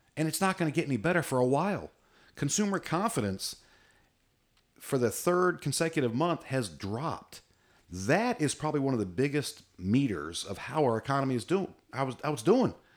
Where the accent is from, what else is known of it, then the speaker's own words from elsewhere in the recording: United States; I'm average American